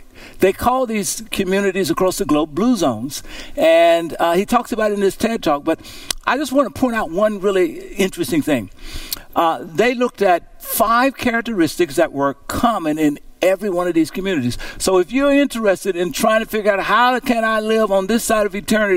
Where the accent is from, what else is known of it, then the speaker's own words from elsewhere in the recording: Louisiana, United States; growing up in Cushell, Louisiana